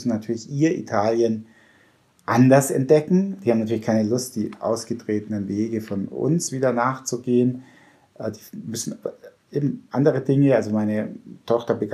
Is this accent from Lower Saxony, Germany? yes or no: no; Tutzing, Bavaria, Germany; Da, in meiner Zeit gab es in Tutzing, wo ich herkomme, noch keine Eisdiele, wie ich ein kleiner Bub war.